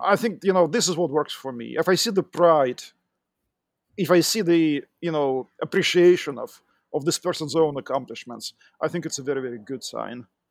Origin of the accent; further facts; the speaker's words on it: Russia; accent: Russian; English is a second language; moved away as an adult; also born or lived in Moscow; now in United States; I'm originally from Russia. You can tell b-, by my accent